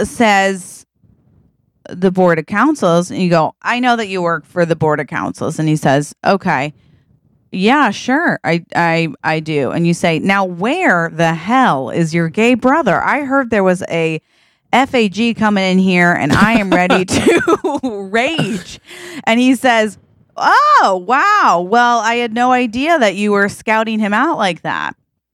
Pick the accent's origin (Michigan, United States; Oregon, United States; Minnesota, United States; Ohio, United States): Oregon, United States; Boring; Cause I grew up in Boring, Oregon.